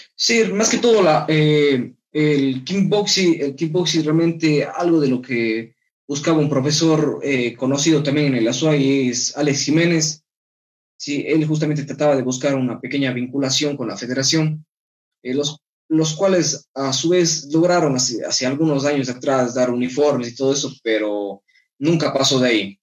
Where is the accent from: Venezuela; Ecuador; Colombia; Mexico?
Ecuador; como compatriota y como ecuatoriano